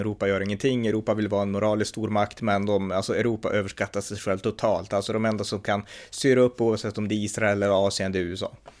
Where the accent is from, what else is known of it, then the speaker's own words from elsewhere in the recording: Sweden; moved away; vi svenskar är måltavlor